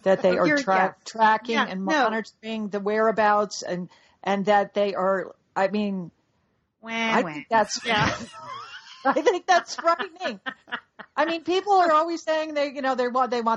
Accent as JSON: {"language": "English", "town": "Dallas", "region": "Texas", "country": "United States", "said": "I'm from Dallas, and I'm proud to be from Dallas"}